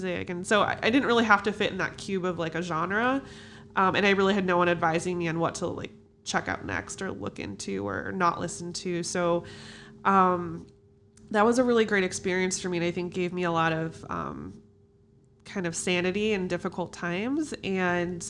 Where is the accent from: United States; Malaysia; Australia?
United States; Chicago, Illinois; I am from Chicago. I've always lived here